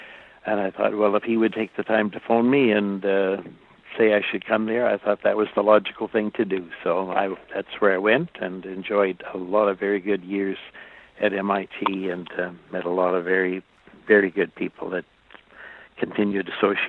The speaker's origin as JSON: {"language": "English", "town": "Penticton", "region": "British Columbia", "country": "Canada", "tie": "born or raised there", "said": "my hometown where I grew up and had all my initial schooling was Penticton, British Columbia."}